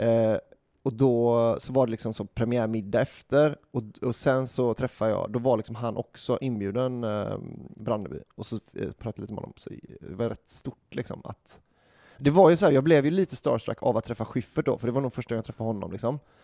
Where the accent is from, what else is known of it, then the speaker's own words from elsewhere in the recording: Gothenburg, Västra Götaland, Sweden; jag var från Göteborg